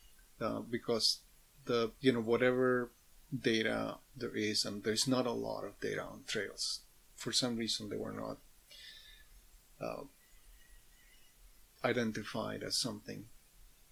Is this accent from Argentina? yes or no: yes; Mendoza, Argentina; now in Canada; back in Mendoza, where I grew up